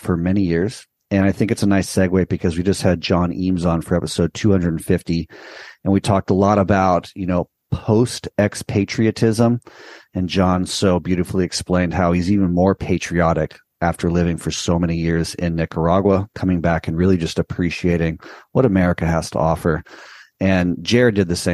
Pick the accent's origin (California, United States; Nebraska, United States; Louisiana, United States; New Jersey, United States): California, United States; Southern; born or raised there; moved away